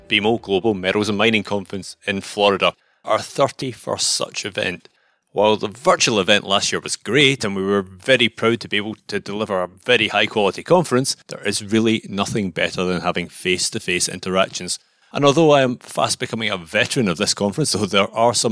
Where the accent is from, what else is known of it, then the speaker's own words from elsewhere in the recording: Scotland, United Kingdom; I am a Scotsman